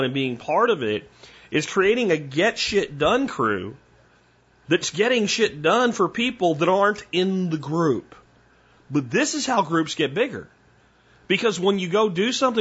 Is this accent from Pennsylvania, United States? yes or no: yes; Pottsville, Pennsylvania, United States; moved away; also born or lived in Minersville, Pennsylvania; I actually lived in a place called Pottsville and went to Pottsville High School